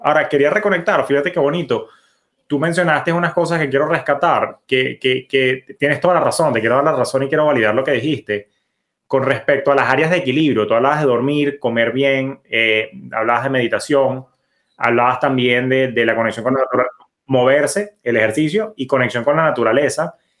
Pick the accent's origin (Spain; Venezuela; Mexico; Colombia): Venezuela; moved away as an adult; now in United States; mi país de, origen, bellísimo Venezuela, al cual adoro